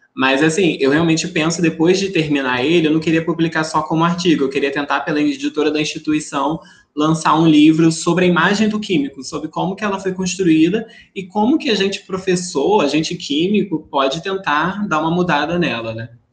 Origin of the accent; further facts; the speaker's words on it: interior of Rio de Janeiro, Brazil; Eu venho do interior do Rio de Janeiro